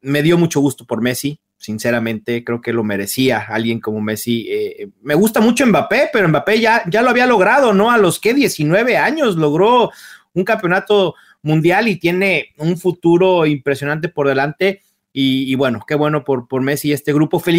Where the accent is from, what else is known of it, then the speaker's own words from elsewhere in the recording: Brazil; yo como brasileño